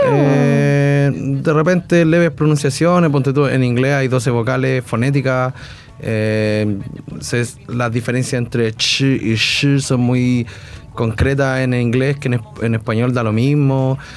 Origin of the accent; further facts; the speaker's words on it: Chile; first language Spanish; somos chilenos y nuestra lengua materna es el español